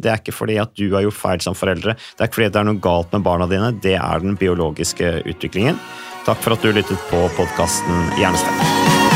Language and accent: Norwegian; Vikersund, Buskerud, Norway; jeg kommer fra Vikersund, Modum kommune.